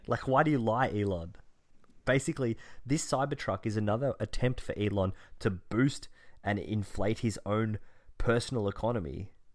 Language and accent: English; Australia; as an Australian